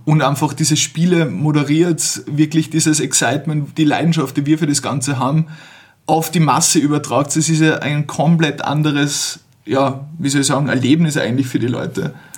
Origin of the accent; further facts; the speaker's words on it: Carinthia, Austria; mit dem wir zusammen aufgewachsen sind in Kärnten, wo, also aus meiner Heimatortschaft